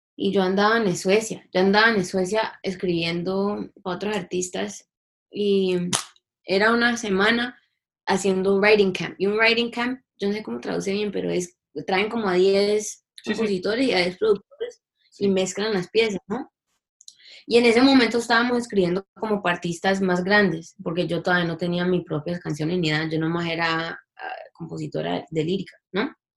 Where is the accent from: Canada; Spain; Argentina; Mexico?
Canada; Toronto, Ontario; also born or lived in Cali, Colombia; porque yo nací en Toronto, mi familia es de Cali, pero yo nací en Toronto